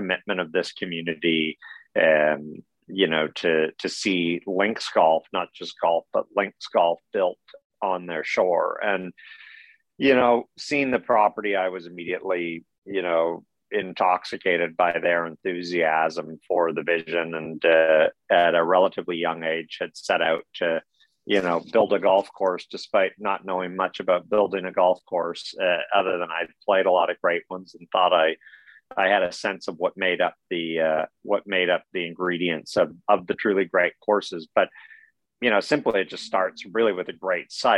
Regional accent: Ontario, Canada; I grew up in Ontario, nowhere near a sea.

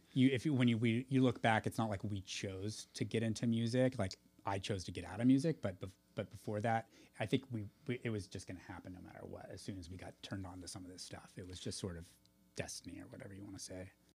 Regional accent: Half Moon Bay, California, United States; moved away; also born or lived in Moss Beach; growing up in Hafen Bay

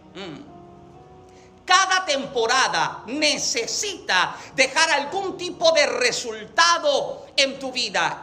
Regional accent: Puerto Rico; yo soy boricua

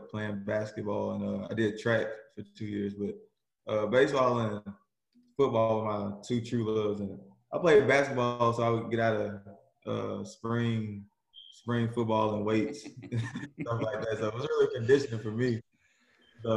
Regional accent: Southaven, Mississippi, United States; I'm from South Haven, Mississippi, outside of Memphis, Tennessee

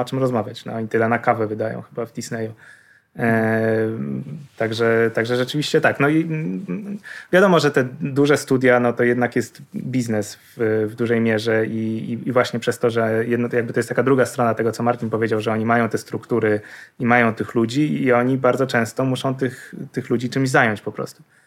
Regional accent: Poland; jesteśmy z Polski

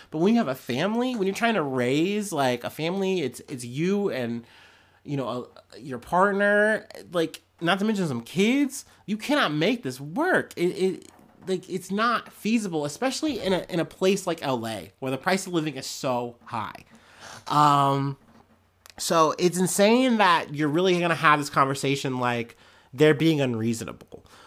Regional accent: Midwest, United States; I'm a Midwesterner

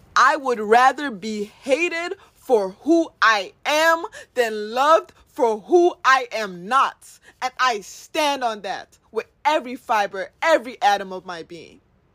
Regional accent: Nigeria; That going to Nigeria has showed me, living in a Nigerian, being a Nigerian, has shown me that we do need people.

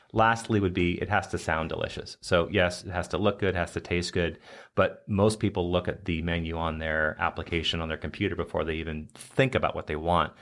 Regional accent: United States; an American chef

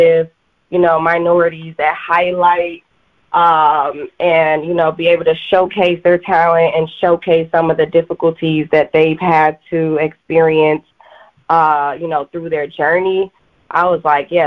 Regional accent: Chicago, Illinois, United States; my hometown, Chicago

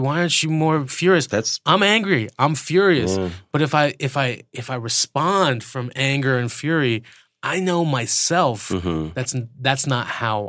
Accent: United States; also born or lived in Iran; I'm an American.

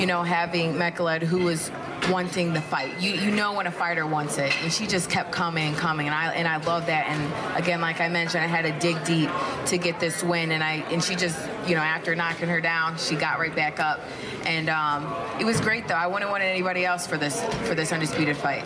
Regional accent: Detroit, Michigan, United States; born or raised there

